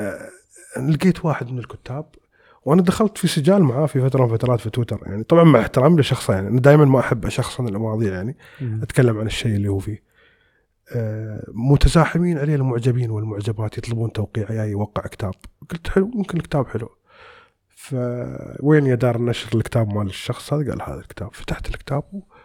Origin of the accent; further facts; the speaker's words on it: United Arab Emirates; احنا عندنا في الخليج يعني ما بنقول عندنا في الامارات ونقول بالخليج بشكل عام